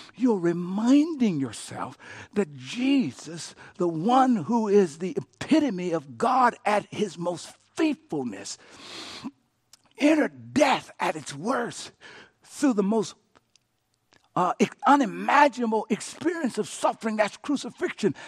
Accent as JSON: {"language": "English", "area": "Cochetta", "region": "Louisiana", "country": "United States", "tie": "born or raised there", "moved": "yes", "said": "I went back to my hometown, Cochetta, Louisiana"}